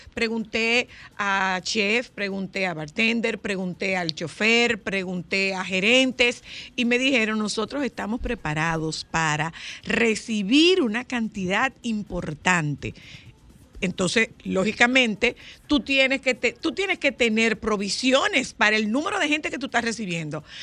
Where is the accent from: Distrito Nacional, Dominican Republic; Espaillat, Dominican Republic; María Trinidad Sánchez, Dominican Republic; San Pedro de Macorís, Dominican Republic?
María Trinidad Sánchez, Dominican Republic; Nagua